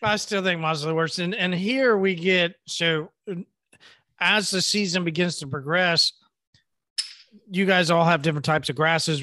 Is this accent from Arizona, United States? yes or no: no; Oklahoma, United States; I'm from Oklahoma.